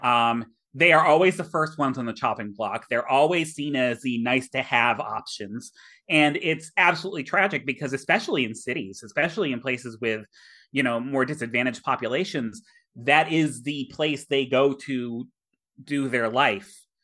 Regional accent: Millbury, Massachusetts, United States; shout out to my hometown. Um, I will give a cheap plug. The Millbury Historical Society

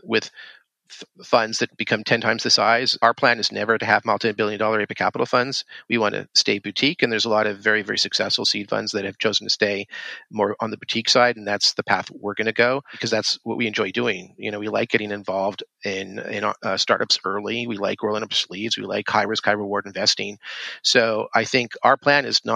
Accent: Canada; I grew up in Canada

